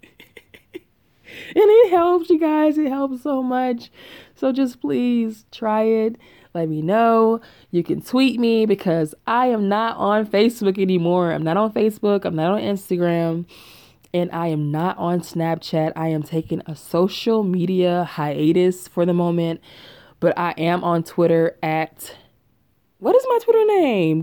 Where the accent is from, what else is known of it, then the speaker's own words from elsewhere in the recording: Chattanooga, Tennessee, United States; moved away as an adult; now in Atlanta, United States; I'm from Chattanooga, Tennessee.